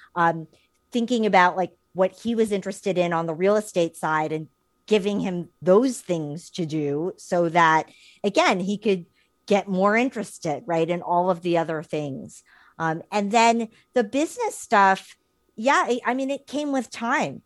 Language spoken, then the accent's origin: English; New York, United States; living and, and growing up in New York and having our careers in New York